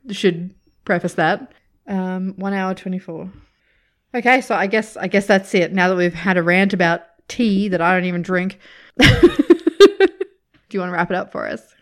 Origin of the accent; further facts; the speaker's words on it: Australia; as an Australian